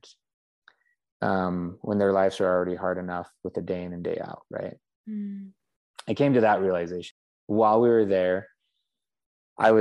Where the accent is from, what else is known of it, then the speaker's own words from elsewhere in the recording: Colorado, United States; moved away as an adult; I grew up in Colorado